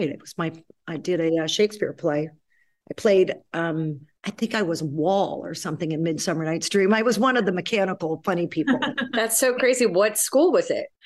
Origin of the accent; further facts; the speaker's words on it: New York City, New York, United States; also born or lived in Chicago; I grew up in New York City